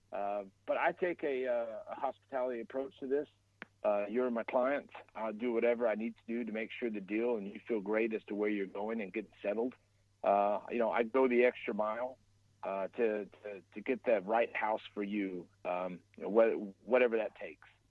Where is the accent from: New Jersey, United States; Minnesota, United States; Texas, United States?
Texas, United States; Dallas; also born or lived in Plano, Texas; born and raised in Dallas, I live in the suburbs, uh, Plano, Texas